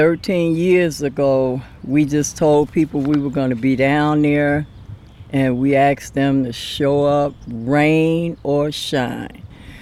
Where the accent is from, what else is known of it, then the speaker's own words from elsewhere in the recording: Somerville, South Carolina, United States; Actually, we came from Somerville, South Carolina.